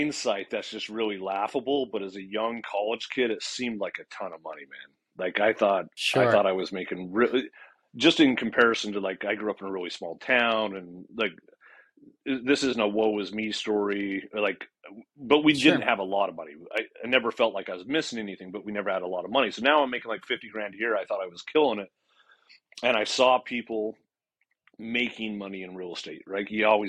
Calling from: Phoenix, Arizona, United States; Phoenix. Yeah, I'm in Phoenix, Arizona.

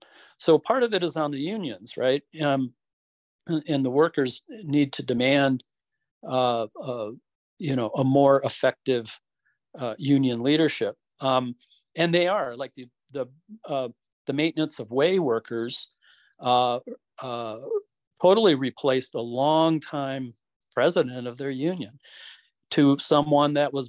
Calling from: Utah, United States; I'm speaking here from Southern Utah, and Utah is a pretty conservative state.

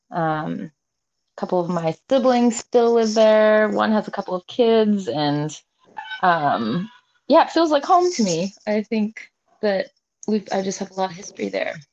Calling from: Seattle, Washington, United States; I am coming from Seattle, Washington.

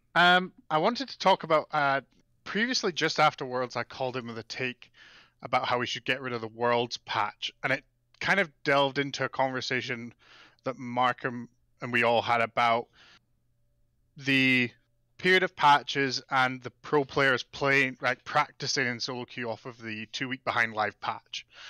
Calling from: Calgary, Alberta, Canada; I'm calling from a very cold Calgary, Alberta, Canada

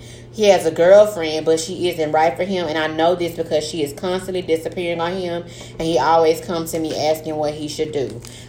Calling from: Tyler, Texas, United States; I'm writing in from Tyler, Texas.

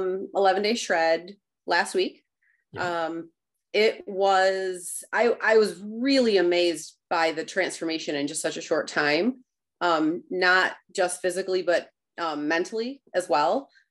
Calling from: Rockford, Michigan, United States; Rockford, Michigan.

